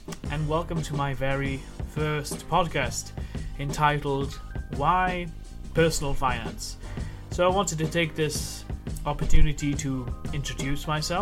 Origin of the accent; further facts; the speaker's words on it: Wales, United Kingdom; I grew up in Wales